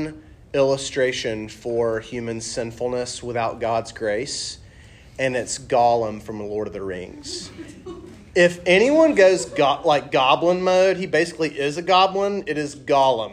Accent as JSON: {"language": "English", "region": "the South", "country": "United States", "accent": "southern", "said": "my southern accent"}